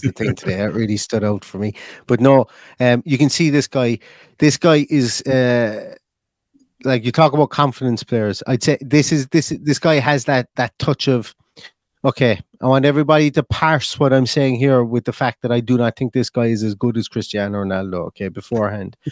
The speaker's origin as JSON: {"language": "English", "country": "Ireland", "said": "I'm an Irishman"}